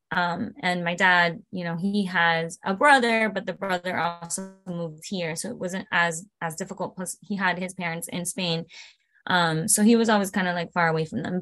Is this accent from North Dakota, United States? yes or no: no; Broward County, Florida, United States; first language Spanish; English is a second language; also born or lived in Caracas, Venezuela / Miami, Florida; I was born in Venezuela, in the capital, uh, Caracas, and I came here when I was three years old. Um, we migrated to Miami, Florida. And after that, um, we went up to Broward